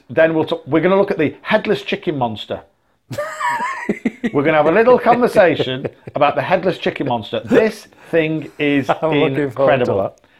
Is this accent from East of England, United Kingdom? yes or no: no; Sheffield, Yorkshire and the Humber, United Kingdom; I'm from Sheffield